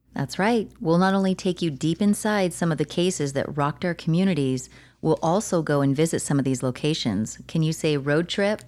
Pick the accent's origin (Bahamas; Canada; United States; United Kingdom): United States; Santa Clarita, California; my hometown in the Santa Clarita Valley